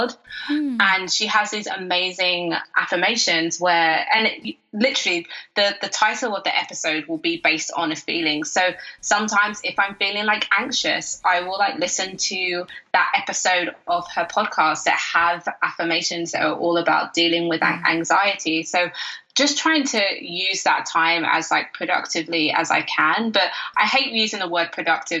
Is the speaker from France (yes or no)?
no; United Kingdom; I'm British